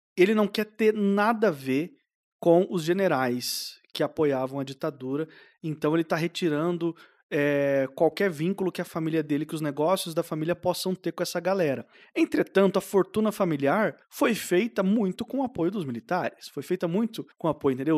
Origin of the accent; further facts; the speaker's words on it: Southeast Brazil, Brazil; Eu, pelo menos, que fui criado no Sudeste, no Sul-Sudeste